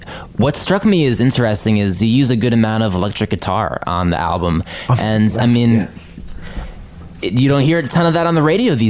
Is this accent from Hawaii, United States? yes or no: no; New Jersey, United States; I grew up in New Jersey